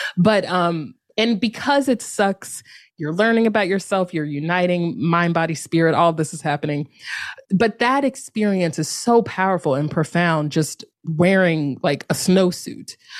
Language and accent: English; North Carolina, United States; moved away as an adult; also born or lived in Durham, North Carolina; now in San Francisco, United States; I'm from North Carolina. I lived the last ten years in Durham, North Carolina